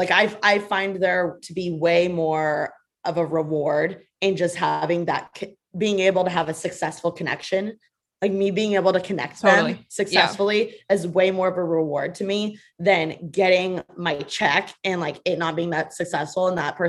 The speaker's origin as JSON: {"language": "English", "region": "Midwest", "country": "United States", "said": "So if they're from the Midwest, easy money. I got this in my bag, right? Because I'm from the Midwest."}